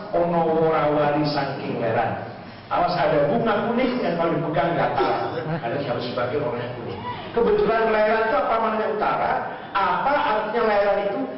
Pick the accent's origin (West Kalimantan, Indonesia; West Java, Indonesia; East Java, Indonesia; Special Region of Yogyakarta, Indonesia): West Java, Indonesia; Cirebon; saya daerah saya Cirebon